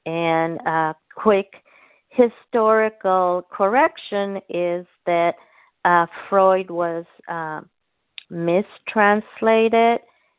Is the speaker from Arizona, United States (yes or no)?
yes; Tucson, Arizona, United States; Tucson, Arizona.